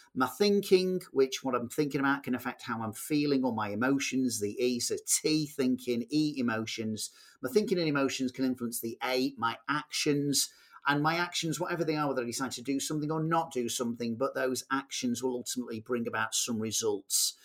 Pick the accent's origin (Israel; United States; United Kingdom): United Kingdom; Manchester, North West England; I'm a guy from Manchester